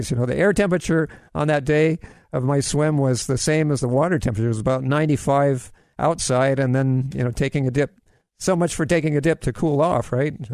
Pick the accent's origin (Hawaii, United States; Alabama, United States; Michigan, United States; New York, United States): Hawaii, United States; Kailua; now in Maui, United States; graduated from Kailua High School on Oahu, which is where I lived before I moved to Maui 10 years ago